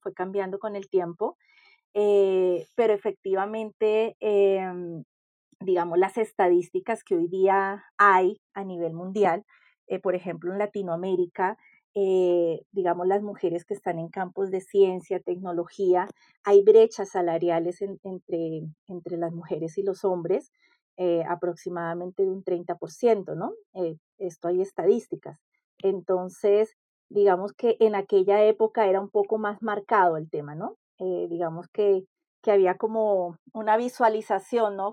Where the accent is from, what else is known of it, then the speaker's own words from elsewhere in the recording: Colombia; also born or lived in Chile; now in Peru; Que si bien yo soy colombiana, eh, ya prácticamente era casi extranjera en mi propio país, ¿no? Después de tantos años fuera de Colombia